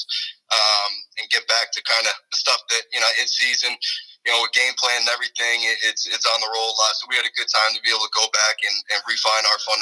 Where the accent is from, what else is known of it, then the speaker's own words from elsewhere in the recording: Rhode Island, United States; I was born and raised in Rhode Island, so I grew up watching this program